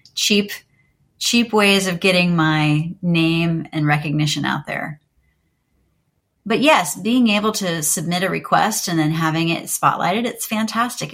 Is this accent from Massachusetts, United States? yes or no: no; Jacksonville, Florida, United States; moved away; I grew up in Jacksonville, Florida